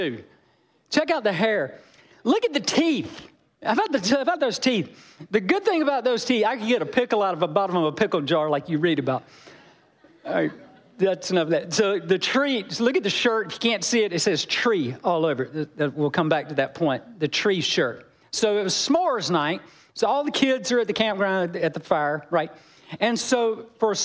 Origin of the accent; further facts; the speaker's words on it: Georgia, United States; I'm from Georgia